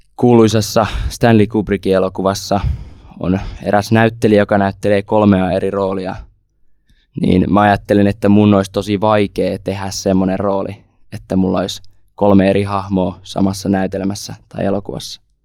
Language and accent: Finnish; Savonia, Finland; tuon tuolta Savosta, 18-vuotias lukiolainen